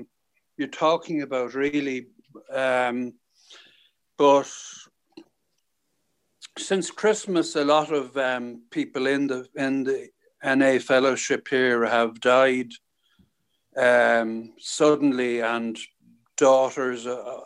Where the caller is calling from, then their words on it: Dublin, Leinster, Ireland; I'm calling from Dublin in Ireland.